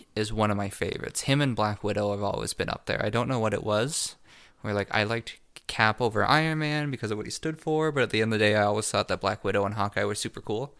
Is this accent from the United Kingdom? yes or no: no; Canada; we're Canadian